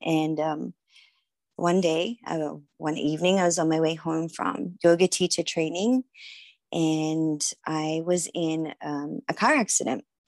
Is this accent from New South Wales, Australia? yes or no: yes; Sydney, New South Wales, Australia; now in San Diego, United States; I am originally from Sydney, Australia. That's where I grew up